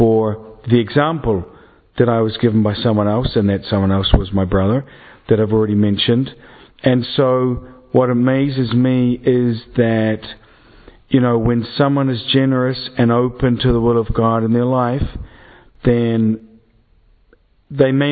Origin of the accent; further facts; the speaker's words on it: Dunedin, Otago, New Zealand; moved away; I am a priest from Dunedin, New Zealand, which is the end of the earth, or as we like to think of it, the beginning of the world